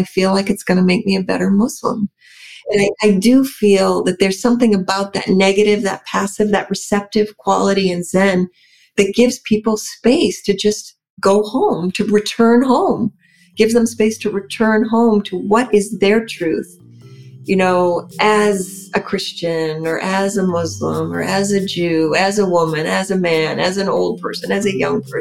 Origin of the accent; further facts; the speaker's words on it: New Hampshire, United States; also born or lived in San Francisco; now in Beverly, Massachusetts, United States; I'm from New Hampshire originally